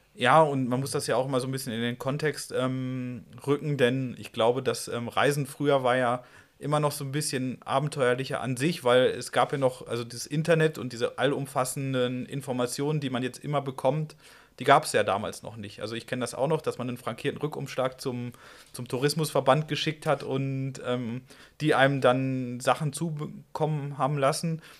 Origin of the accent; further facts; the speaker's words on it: Iserlohn, North Rhine-Westphalia, Germany; now in Dresden, Germany; relativ nah an meinem Heimatort, Iserlohn Hennen